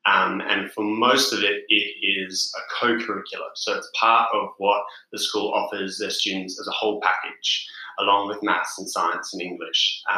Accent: Perth, Western Australia, Australia; also born or lived in South Africa; I am from Perth in Western Australia. Born in South Africa and then immigrated when I was 12. Currently traveling around Europe with my girlfriend.

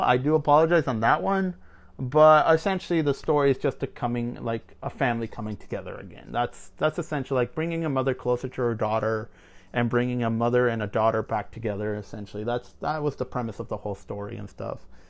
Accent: Mexico; moved away; I'm a Latino. I'm, I'm, I'm from Mexico and stuff. Like, my whole family is from Mexico.

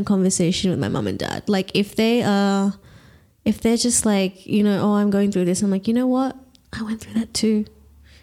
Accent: Australia; I am Australian. I've lived here all my life.

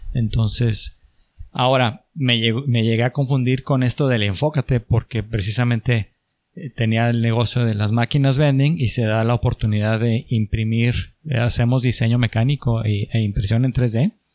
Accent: Chihuahua, Mexico; moved away as an adult; also born or lived in Monterrey; no me veía en Monterrey toda mi vida, soy, soy de Chihuahua

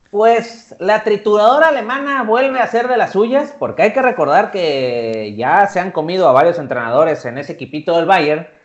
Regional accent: Mexico; por lo menos es lo que quisieras ver nosotros como técnicos mexicanos.

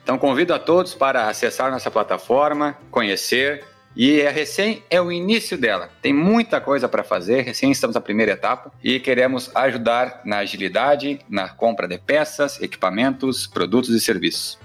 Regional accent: Rio Grande do Sul, Brazil; aqui no Rio Grande do Sul, minha terra natal

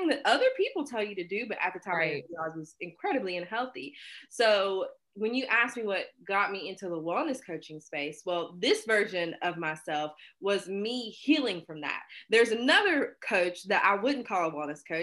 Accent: Hinton, West Virginia, United States; I'm from West Virginia.

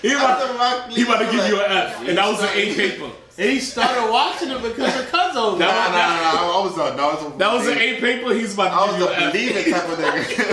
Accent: New York City, New York, United States; I'm from the Bronx

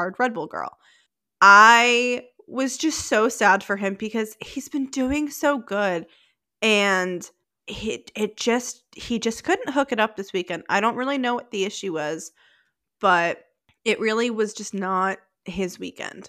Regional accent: New England, United States; I'm a girl from New England

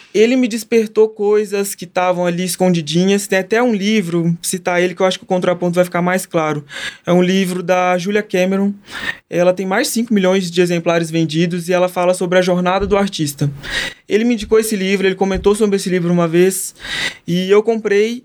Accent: Patrocínio, Minas Gerais, Brazil; now in São Paulo, Brazil; Tenho muita alegria de ser de patrocínio, faz questão. Quando lá em São Paulo me perguntam de onde que você é, de patrocínio, onde que fica?

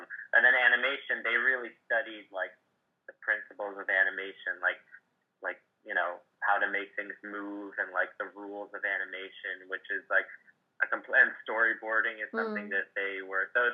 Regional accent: New Jersey, United States; I'm from New Jersey, and I was, like, basically the only person who drew in the school.

